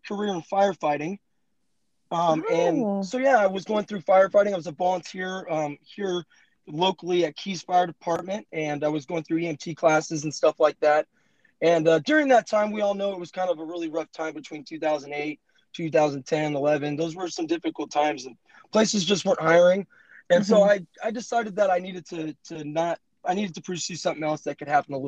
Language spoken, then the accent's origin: English; Modesto, California, United States; I'm 34 and I live in Modesto, California